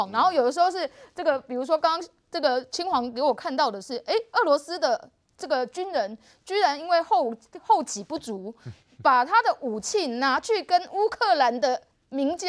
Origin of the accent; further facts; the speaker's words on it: Taiwan; 我们要必须要让我们台湾人民知道，我们必须。准备好自己，才能够跟中国去竞争